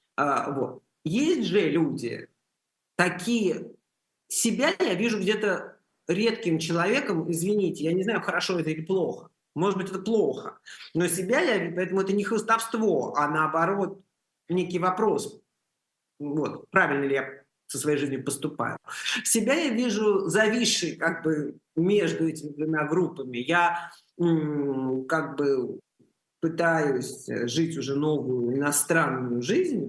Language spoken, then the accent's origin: Russian; Russia; moved away; Я из России